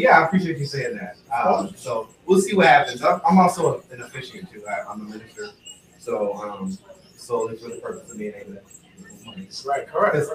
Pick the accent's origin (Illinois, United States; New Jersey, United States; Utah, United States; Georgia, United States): Georgia, United States; now in Florida, United States; I'm from Georgia originally